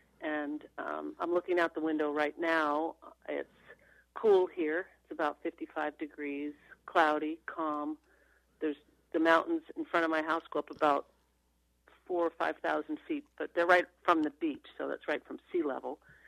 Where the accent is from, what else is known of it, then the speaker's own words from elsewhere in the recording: Long Island, New York, United States; moved away as an adult; also born or lived in Vermont / Anchorage, Alaska; now in Haines, United States; I grew up on Long Island, New York